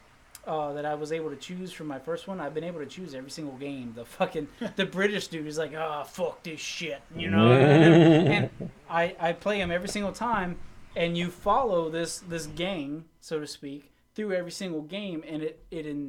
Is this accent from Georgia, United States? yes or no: yes; Savannah, Georgia, United States; also born or lived in South Carolina / Rincon, Georgia; I moved to Rinkin, Georgia, 20 minutes outside of Savannah when I was in like fifth grade. So as far as I'm concerned, honestly, I'm from Savannah